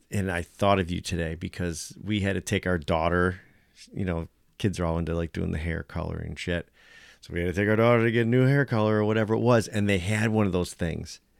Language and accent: English; United States; me being American